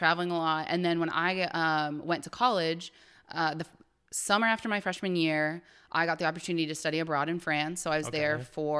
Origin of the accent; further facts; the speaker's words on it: Ohio, United States; So I was born in the Midwest. So I'm from Ohio, born and raised there, went to school there.